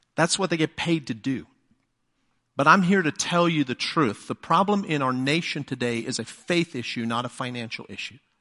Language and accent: English; England, United Kingdom; first language English; moved away as an adult; now in United States; being English